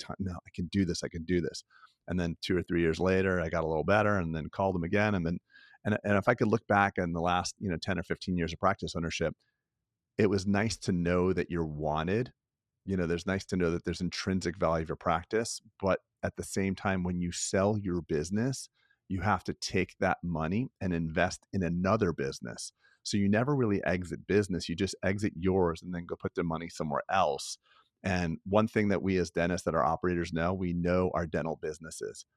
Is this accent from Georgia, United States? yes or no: no; Florida, United States; I grew up in Florida